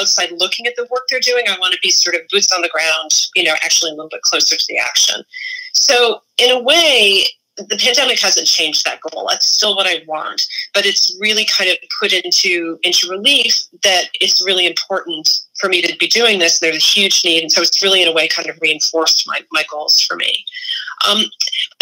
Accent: Massachusetts, United States; I'm from Massachusetts, so I also have this weird Yankee thing

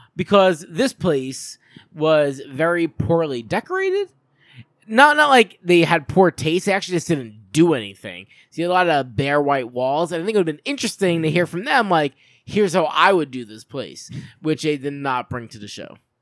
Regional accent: Long Island, New York, United States; I'm from Long Island

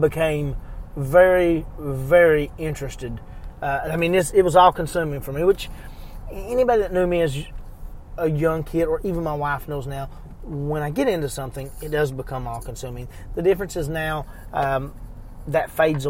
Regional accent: Eastern Kentucky, United States; I was born in 1982 in Eastern Kentucky, and I was very much a very imaginative kid, spent a ton of time outside

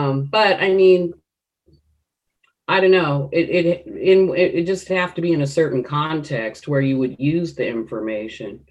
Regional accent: United States; I'm African American, And I have that history of slavery here in America throughout my family.

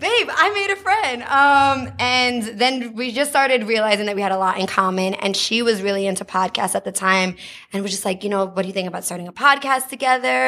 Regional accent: United States; moved away as an adult; also born or lived in New Jersey; now in Los Angeles, United States; I'm not from LA. I grew up in New York, New Jersey, and I moved

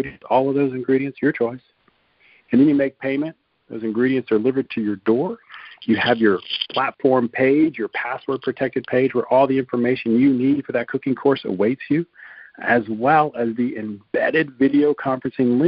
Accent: Lafayette, Louisiana, United States; moved away as an adult; also born or lived in Atlanta, Georgia / Garmisch-Partenkirchen, Germany; now in Europe; I'm originally from South Louisiana, Lafayette

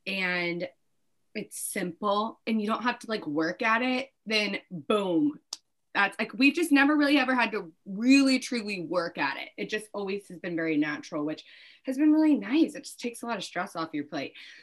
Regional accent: Northern Virginia, United States; I'm from Northern Virginia.

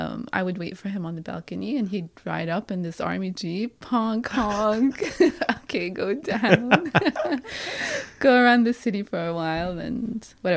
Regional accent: Riyadh, Riyadh Province, Saudi Arabia; also born or lived in Lebanon; So basically, I was born in Lebanon, but 2 weeks later, I went back to Riyadh, Saudi Arabia. That's where I grew up because my father was working there.

